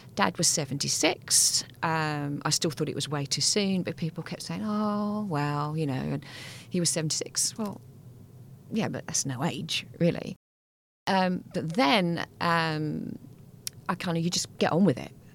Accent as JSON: {"language": "English", "region": "England", "country": "United Kingdom", "said": "we're English"}